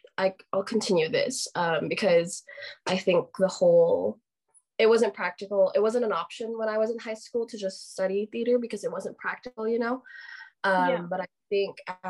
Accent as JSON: {"language": "English", "country": "Philippines", "tie": "born or raised there", "moved": "as an adult", "lives_now": "Utah, United States", "said": "I am Filipino. I grew up in the Philippines, but I am currently studying at Brigham Young University"}